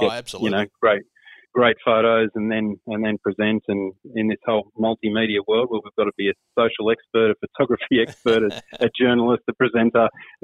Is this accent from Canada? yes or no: no; Brewarrina, New South Wales, Australia; also born or lived in Armidale; I grew up in Brewarrina, where we only got the ABC when I was growing up.